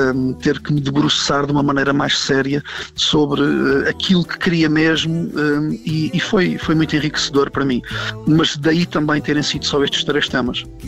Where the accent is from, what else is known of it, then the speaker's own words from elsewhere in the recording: Portugal; also born or lived in Angola; apesar de ser português e, e, apesar de ter nascido em Portugal